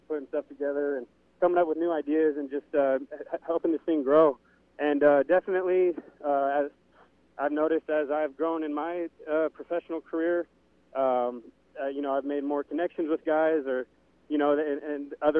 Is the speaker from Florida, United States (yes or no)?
no; Upland, California, United States; my hometown, Upland here.